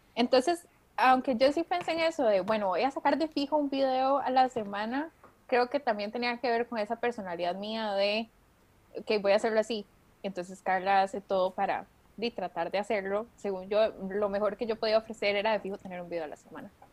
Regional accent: Costa Rica; yo soy de Costa Rica, por eso digo la R así

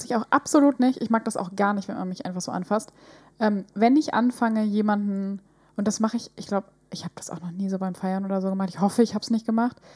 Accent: Northern Germany, Germany; wir kommen ja aus dem Norden.

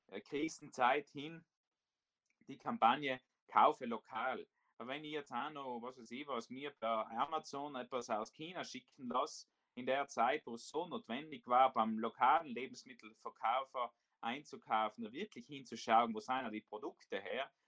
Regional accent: Trentino-Alto Adige, Italy; wir als Südtiroler ja das Recht und die Möglichkeit haben, wirklich von der Schutzfunktion Anspruch zu nehmen und über die österreichischen Botschaften unterstützt zu werden

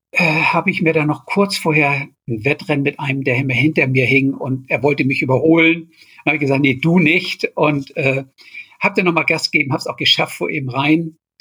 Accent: Germany; als Deutscher

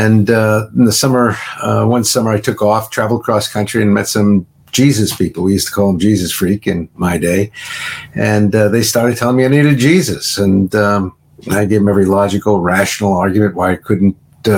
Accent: New York, United States; I grew up in New York

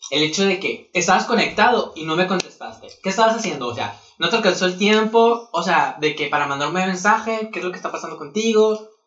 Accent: Spain; Soy española.

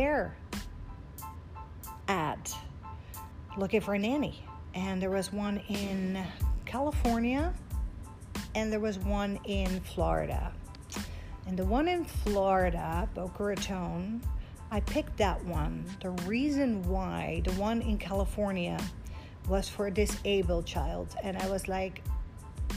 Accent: Netherlands; English is a second language; moved away as an adult; also born or lived in Egypt; now in United States; Born and raised in Holland.

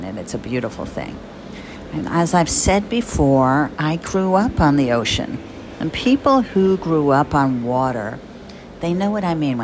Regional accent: Jersey Shore, New Jersey, United States; also born or lived in Bradley Beach / Rumson; I grew up on the Jersey Shore

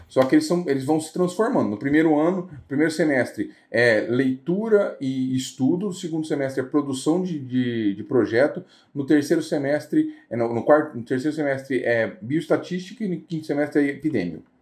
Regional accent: Brazil

